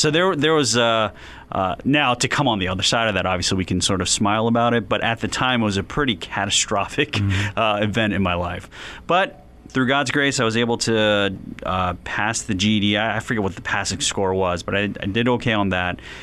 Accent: Philadelphia, Pennsylvania, United States; now in North Canton, United States; I was born and raised in West Philadelphia

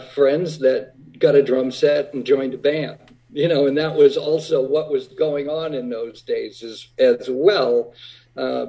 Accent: Whitman, Massachusetts, United States; growing up in Whitman, Massachusetts, a little town south of Boston

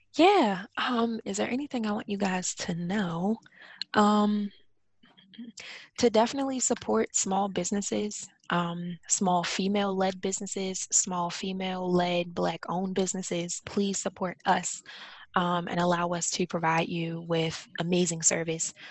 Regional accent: Baltimore, Maryland, United States; I'm from Baltimore, so um, I had to commute every day to work to DC

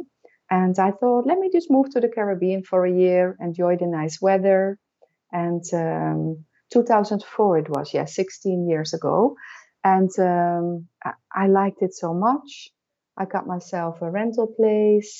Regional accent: Netherlands; moved away as an adult; now in Aruba; I am from the Netherlands, from Europe

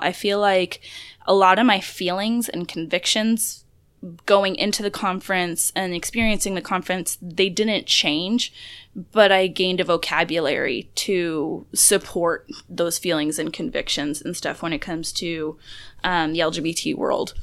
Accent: Florida, United States

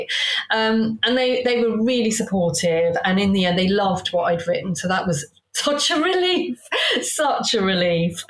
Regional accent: Hayes, London, United Kingdom; I grew up in Hayes

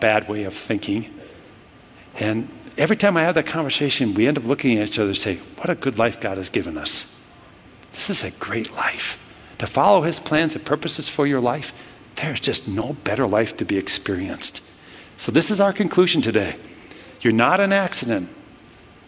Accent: Minnesota, United States; I'm from Minnesota

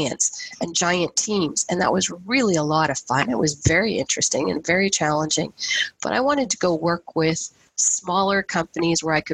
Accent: the Maritimes, Canada; also born or lived in India; now in Halton Region, Canada; I was born in India, I grew up in the Maritimes, but I've lived here in Halton region now since 1997

